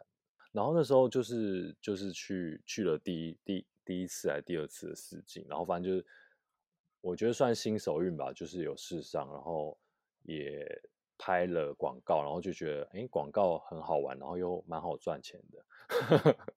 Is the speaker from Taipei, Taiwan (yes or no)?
yes; Taipei, Taiwan; 就是台北，